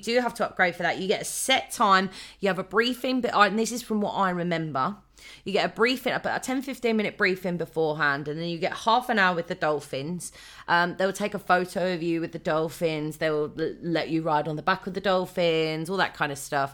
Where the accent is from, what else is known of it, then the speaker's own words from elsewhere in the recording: United Kingdom; we're British